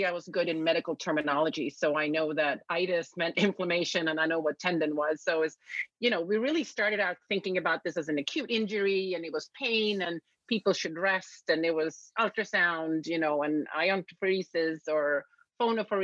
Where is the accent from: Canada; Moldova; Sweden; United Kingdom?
Sweden; moved away as an adult; now in United States; I was born and raised in Sweden